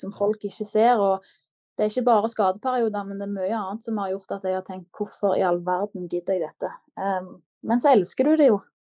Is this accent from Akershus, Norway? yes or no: no; Klepp, Rogaland, Norway; moved away as an adult; now in Manchester, United Kingdom; Og da følte jeg meg klar til å forlate redet hjemme på Klepp